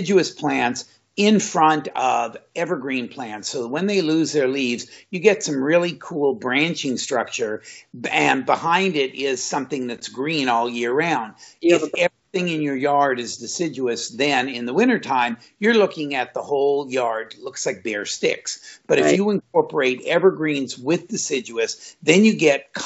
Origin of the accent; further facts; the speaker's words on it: Southern California, United States; Growing up in Southern California